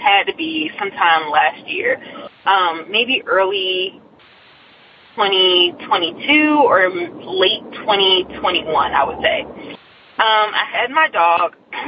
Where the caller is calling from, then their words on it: Nashville, Tennessee, United States; also born or lived in Gallatin, Tennessee; By the way … I'm calling from Nashville, Tennessee. But my story originates in our apartment here, actually it's in Gallatin